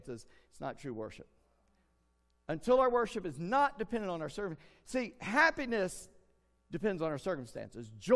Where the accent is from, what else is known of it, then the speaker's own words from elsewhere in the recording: United States; we're American